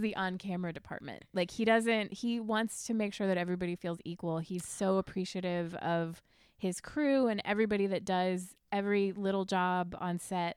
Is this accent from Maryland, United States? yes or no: no; Mechanicsville, Virginia, United States; moved away as an adult; also born or lived in New York; I grew up in Mechanicsville